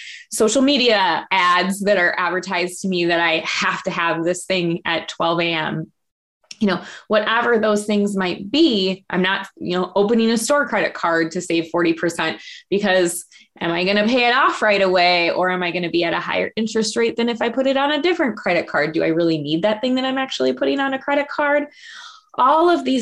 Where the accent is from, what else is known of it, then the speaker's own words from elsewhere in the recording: Minneapolis, Minnesota, United States; I grew up in South Minneapolis in a little bit of a rougher neighborhood.